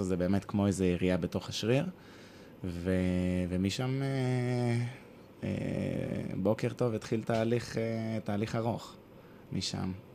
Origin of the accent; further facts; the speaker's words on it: Hod HaSharon, Central District, Israel; also born or lived in Tel Aviv / Italy; גדלתי בהוד השרון כילד